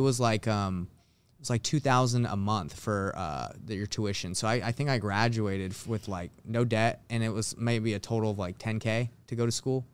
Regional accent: Atlanta, Georgia, United States; moved away as an adult; now in Salt Lake City, United States; I actually was born in, in Salt Lake City, Utah, but I moved when I was, like, you know, five or six to Atlanta, Georgia, where I grew up, uh, most of my life

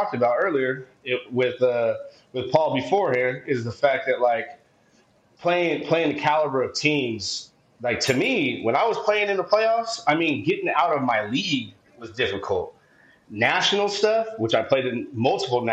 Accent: San Diego, California, United States; I'm from San Diego

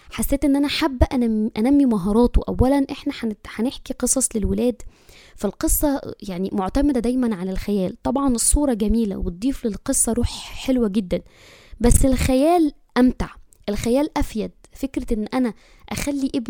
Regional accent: Egypt; أنا مصرية عمري 34 سنة أم البنوتين ربنا يبارك فيهم واحدة 10 سنوات واحدة 6 سنوات

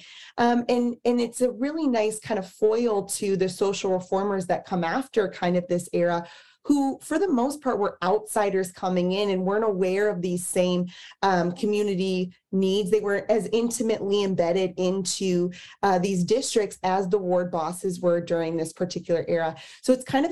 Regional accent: Kansas City, Missouri, United States; moved away; I'm from Kansas City originally

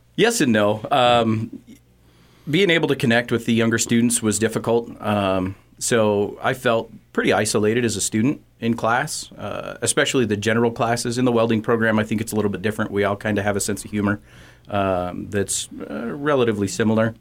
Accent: Torrington, Wyoming, United States; I grew up in Torrington

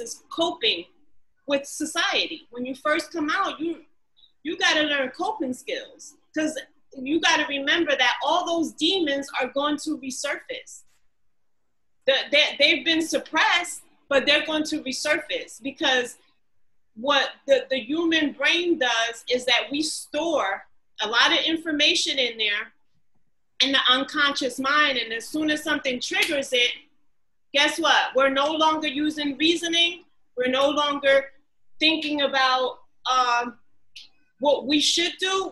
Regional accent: Newark, New Jersey, United States; I grew up in Newark

